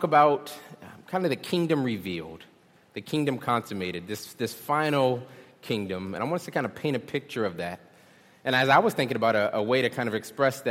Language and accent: English; Charleston, South Carolina, United States; also born or lived in Philadelphia; I'm from Charleston